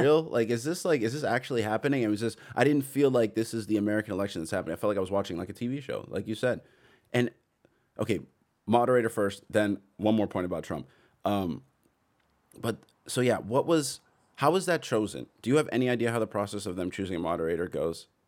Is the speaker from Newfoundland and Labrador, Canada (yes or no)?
no; Toronto, Ontario, Canada; I'm from Toronto